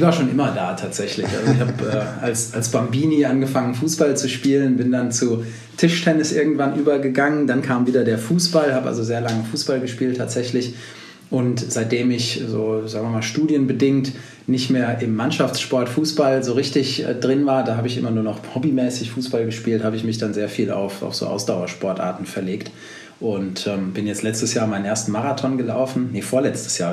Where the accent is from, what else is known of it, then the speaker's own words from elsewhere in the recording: Berlin, Germany; ich bin Berliner, wie du ja auch gerade schon gesagt hast, sitze hier in Berlin